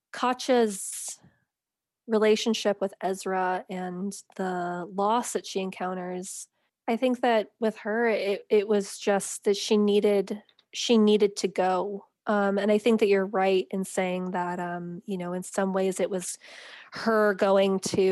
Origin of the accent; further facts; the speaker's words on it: United States; And because I'm an American writer, I needed some way to enter the story as an American, as an outsider